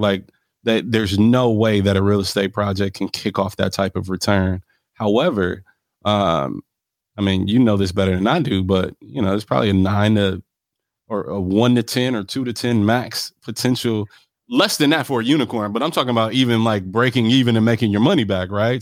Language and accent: English; Milwaukee, Wisconsin, United States; also born or lived in Los Angeles, California; I'm from Milwaukee, Wisconsin. If you ask me where I claim, it's Milwaukee. That's what raised me